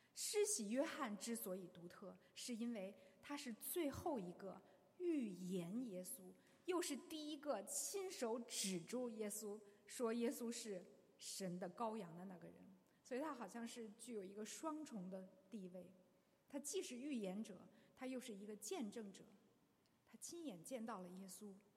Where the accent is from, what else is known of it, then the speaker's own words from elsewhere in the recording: China; 我们中国人